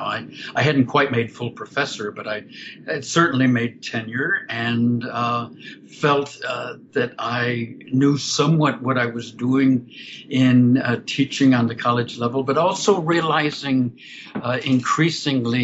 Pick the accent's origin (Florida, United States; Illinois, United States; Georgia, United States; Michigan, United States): Florida, United States; Orlando; I grew up outside Orlando, Florida